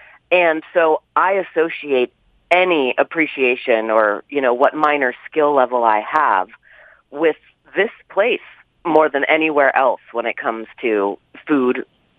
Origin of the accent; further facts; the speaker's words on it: California, United States; now in Utah, United States; I am as proud of being a Californian as I am of now being a Utahn.